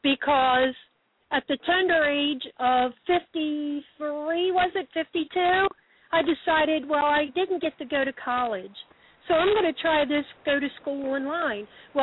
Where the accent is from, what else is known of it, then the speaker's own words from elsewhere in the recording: Baltimore, Maryland, United States; I'm Baltimore, Maryland.